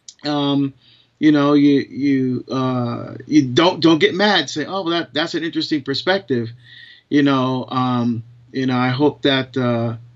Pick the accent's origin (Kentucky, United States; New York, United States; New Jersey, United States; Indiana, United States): New Jersey, United States; moved away as an adult; now in Portland, United States; I'm originally from New Jersey